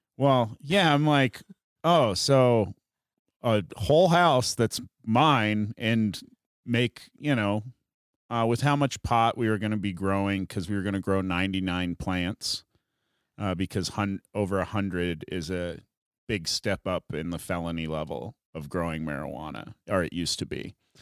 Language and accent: English; South Dakota, United States; moved away as an adult; also born or lived in San Francisco; now in Colorado, United States; growing up in South Dakota